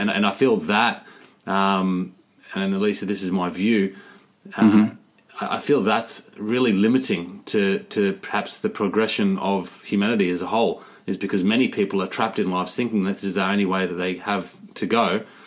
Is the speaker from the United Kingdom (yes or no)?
no; Australia; moved away; I'm from Australia